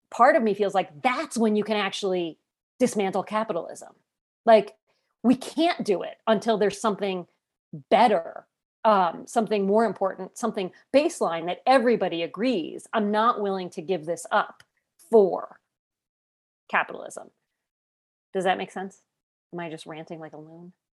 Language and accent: English; United States